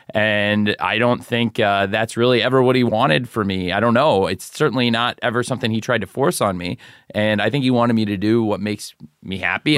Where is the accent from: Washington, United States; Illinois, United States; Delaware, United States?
Illinois, United States; Champaign; moved away; I originally am from Champaign, Illinois